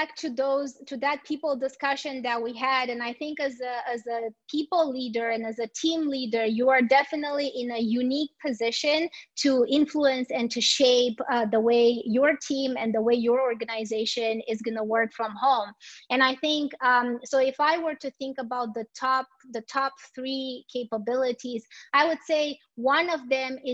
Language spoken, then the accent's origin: English; Romania; moved away; I am the co-founder of a small startup in my home country in Romania